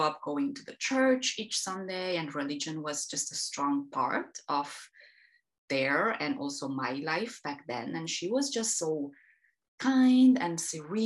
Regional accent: Transylvania, Romania; I am Romania. I was born and raised in the countryside, in the Transylvanian hills, up until I was 18

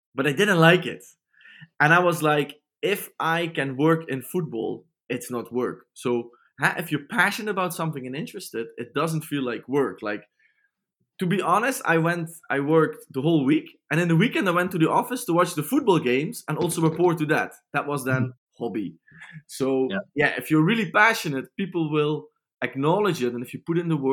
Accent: Limburg, Netherlands; I'm from Limburg, so that's a bit German alike

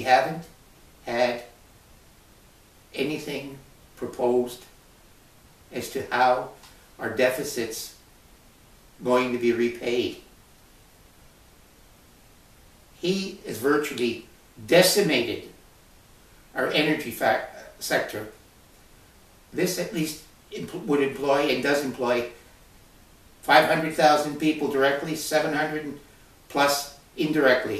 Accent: Canada

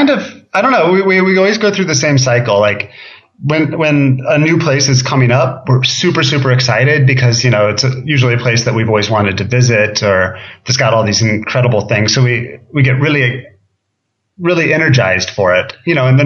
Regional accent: Minnesota, United States; also born or lived in Michigan / Ohio; I was born in Minnesota, lived in Michigan, Ohio, back to Minnesota.

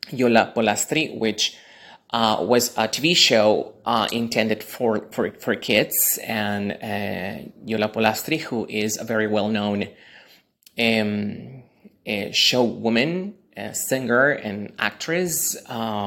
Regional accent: Lima, Peru; I am originally from Lima, Peru, in South America.

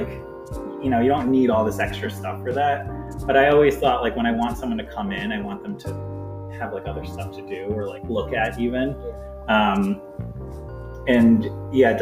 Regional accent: New York, United States; now in Lakewood, United States; I grew up in New York, but I was like an hour and a half from New York City. So it was like a really small town

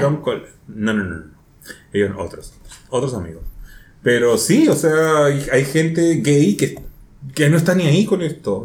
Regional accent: Peru; now in Chile; yo soy peruano y sigo medios peruanos.

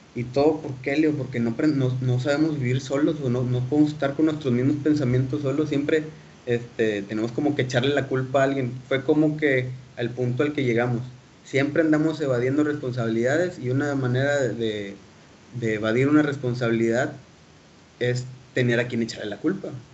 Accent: Mexico; como sociedad mexicana, le vivimos arropados con nuestros papás

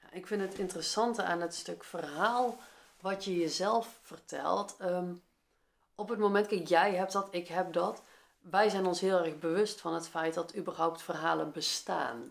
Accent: Veldhoven, North Brabant, Netherlands; moved away as an adult; also born or lived in Eindhoven, Netherlands; now in Nijmegen, Netherlands; ik ben opgegroeid in Veldhoven, dat ligt ernaast

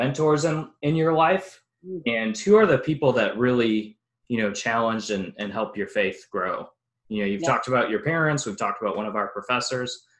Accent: Wisconsin, United States; growing up in Wisconsin

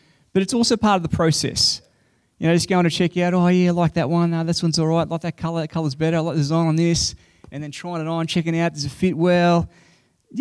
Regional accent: Queensland, Australia; I'm a Queenslander.

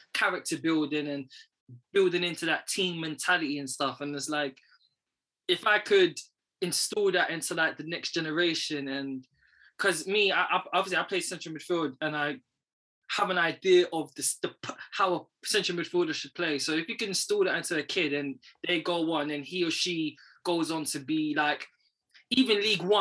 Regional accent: London, United Kingdom; I'm from Northwest, but where I was, growing up, it was active as well

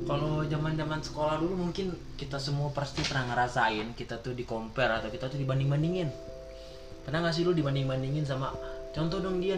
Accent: Padang Panjang, West Sumatra, Indonesia; gua lahir di Padang Panjang salah satu kota di Sumatera Barat bukan kota Padang ya tapi Padang Panjang

